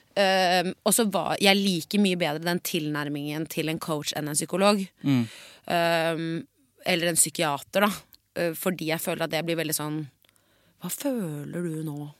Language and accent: Norwegian; Oslo, Norway; jeg er blond jente fra Oslo vest